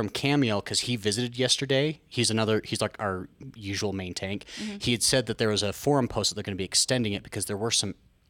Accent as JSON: {"language": "English", "area": "Cache Valley", "region": "Utah", "country": "United States", "said": "I'm from Utah's Forehead, Cache Valley"}